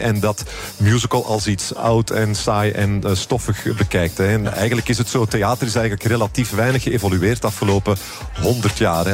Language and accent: Dutch; Flanders, Belgium; Ik ben eh, Europeaan, ik ben Belg en ik ben Vlaming.